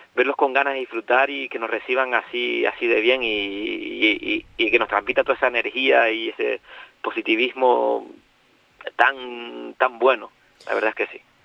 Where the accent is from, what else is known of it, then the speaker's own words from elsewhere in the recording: Gran Tarajal, Canary Islands, Spain; soy un poquito más arriba, pero también he pasado mi, mi, mi infancia y mi adolescencia en Gran Tarajal.